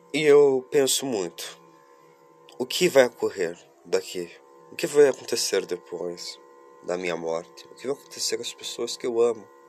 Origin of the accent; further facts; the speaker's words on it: Curitiba, Paraná, Brazil; eu sou de Curitiba, capital do Paraná, isso mesmo, eu sou sulista